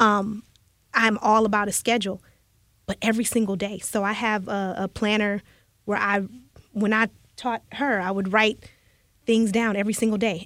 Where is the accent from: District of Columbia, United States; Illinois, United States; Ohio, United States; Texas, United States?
Illinois, United States; Chicago; now in Houston, United States; I'm from the Chicago area